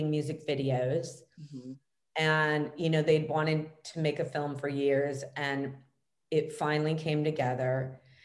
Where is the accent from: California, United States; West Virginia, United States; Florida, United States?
California, United States; Los Angeles; I grew up here in Los Angeles